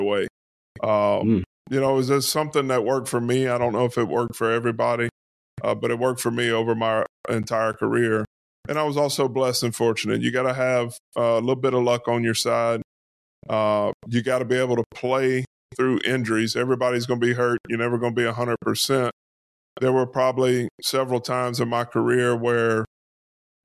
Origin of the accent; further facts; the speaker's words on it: Louisiana, United States; being in Louisiana, growing up in Louisiana